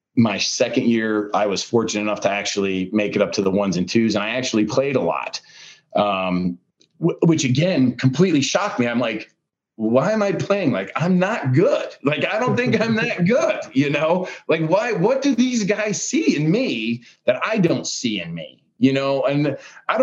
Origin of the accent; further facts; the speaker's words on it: Pennsylvania, United States; moved away; we're both from Pennsylvania though, man. Like, we're both from Pennsylvania